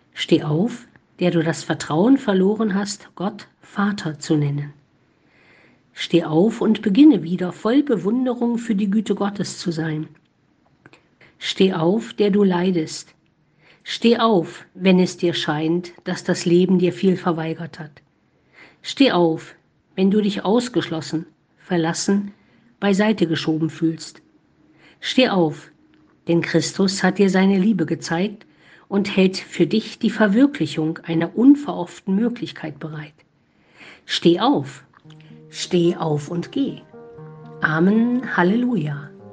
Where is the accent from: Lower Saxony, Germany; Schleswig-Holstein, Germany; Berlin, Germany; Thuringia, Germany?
Thuringia, Germany; Eichsfeld; Als Jugendliche im Eichsfeld sind wir immer zu den großen Jugend- und Bistumswallfahrten nach Erfurt gefahren.